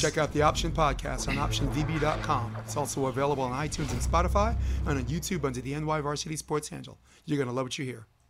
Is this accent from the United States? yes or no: yes; New York, United States; moved away as an adult; now in California, United States; I was born and raised in New York, flatbush